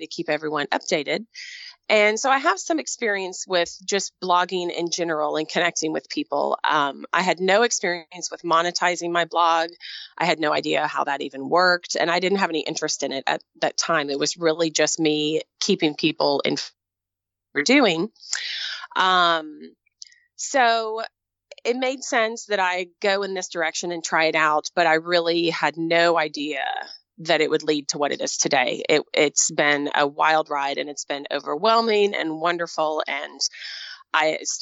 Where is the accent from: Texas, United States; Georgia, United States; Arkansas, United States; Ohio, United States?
Texas, United States; moved away; I was in Texas. I grew up in Texas